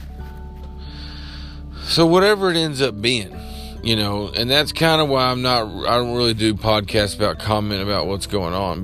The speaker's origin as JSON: {"language": "English", "country": "United States", "said": "I am American"}